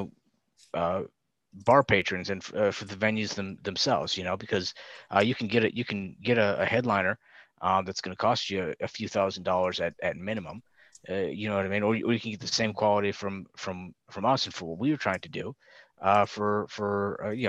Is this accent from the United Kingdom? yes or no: no; Grand Rapids, Michigan, United States; my hometown